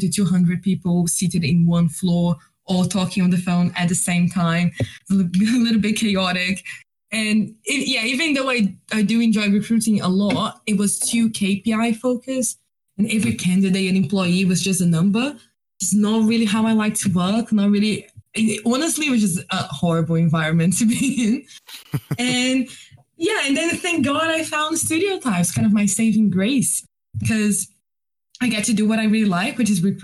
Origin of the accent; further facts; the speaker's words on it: Rio de Janeiro, Brazil; English is a second language; now in London, United Kingdom; Brazilian, I'm from Rio, so best place to be from.